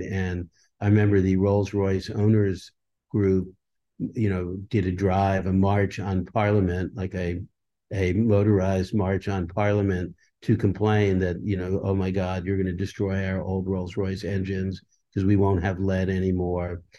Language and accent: English; Leonia, New Jersey, United States; also born or lived in Brooklyn, New York; the town I grew up in, which, um, I was born in Brooklyn, New York, but I, I moved to a small town called Leonie, New Jersey